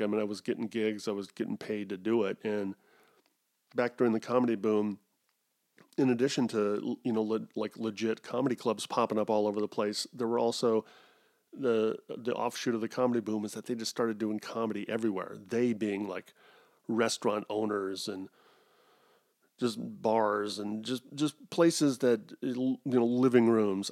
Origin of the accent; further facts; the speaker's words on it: United States; Goes against being an American